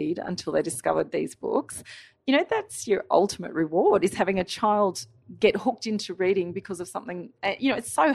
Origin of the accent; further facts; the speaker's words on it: Australia; my childhood growing up in Australia